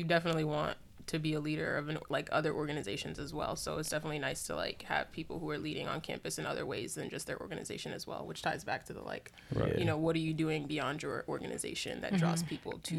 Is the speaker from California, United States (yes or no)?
no; New York, United States; also born or lived in Boston; I'm from New York originally, so it's kind of like knew some people here already.